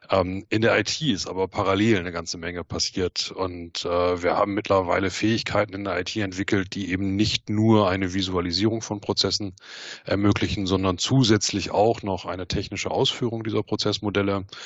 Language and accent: German; North Rhine-Westphalia, Germany; Ich äh, bin ein Kind des Ruhrgebiets und habe bei einem äh, Maschinenbauzulieferer gelernt.